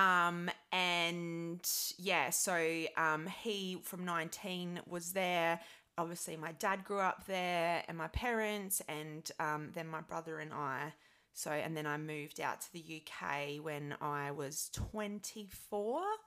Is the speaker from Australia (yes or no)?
yes; Adelaide, South Australia, Australia; moved away as an adult; also born or lived in London; now in United Kingdom; I'm from a city, a capital city in, um, Australia called Adelaide